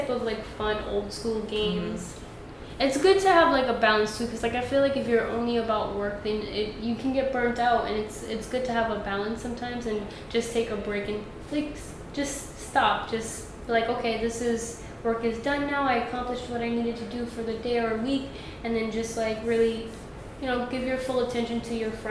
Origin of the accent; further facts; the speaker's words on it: New York City, New York, United States; I'm from Brooklyn. I'm born and raised